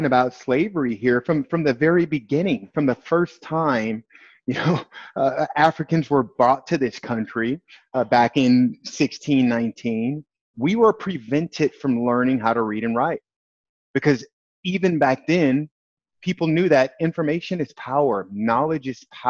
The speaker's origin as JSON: {"language": "English", "town": "East St. Louis", "region": "Illinois", "country": "United States", "tie": "born or raised there", "said": "I grew up in East St. Louis, Illinois, right on the Illinois-Missouri border."}